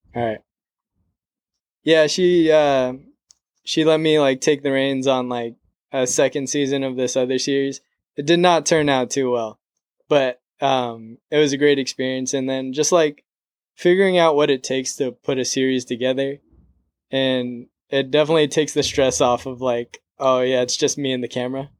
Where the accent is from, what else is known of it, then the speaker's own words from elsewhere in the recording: San Diego, California, United States; moved away as an adult; now in Los Angeles, United States; I was born and raised in San Diego.